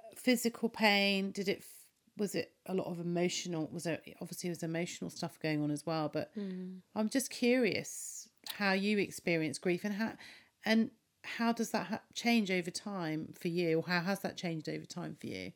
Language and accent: English; United Kingdom; We're both British. Mm I have an Asian background